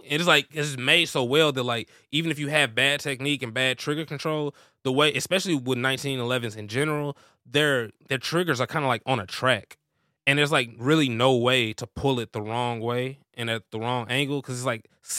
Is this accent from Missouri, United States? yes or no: yes; Missouri, United States; Yeah, I'm originally from Missouri, so I got family up there.